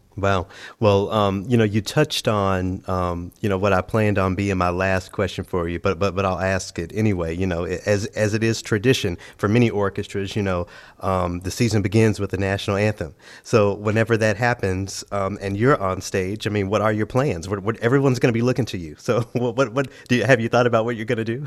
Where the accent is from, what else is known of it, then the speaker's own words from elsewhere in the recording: Memphis, Tennessee, United States; growing up in Memphis, okay, a predominantly black city